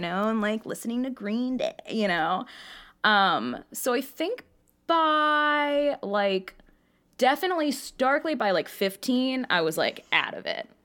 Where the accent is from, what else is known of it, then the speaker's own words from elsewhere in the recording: New York City, New York, United States; I grew up in Queens and my grandmother lived in Long Island.